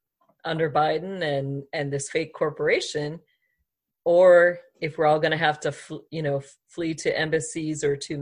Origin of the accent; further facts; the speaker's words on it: Green Bay, Wisconsin, United States; moved away; I grew up in Green Bay, Wisconsin for part of my life